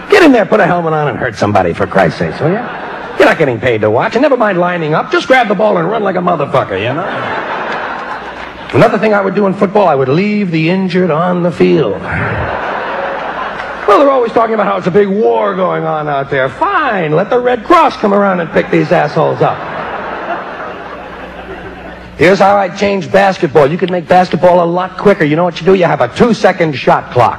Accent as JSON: {"language": "English", "country": "United States", "said": "I'm an American"}